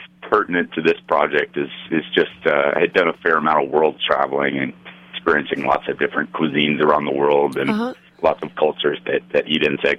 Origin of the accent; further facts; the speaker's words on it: Arizona, United States; also born or lived in California / Colorado; now in Utah, United States; Kind of all over the West. I grew up in Arizona, lived in California, lived in Colorado, and now I'm in Utah, yeah.